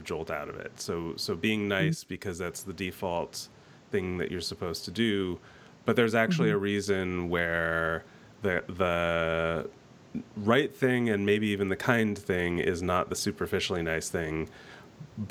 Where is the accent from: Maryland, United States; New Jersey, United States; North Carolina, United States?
New Jersey, United States; now in Eugene, United States; I grew up in New Jersey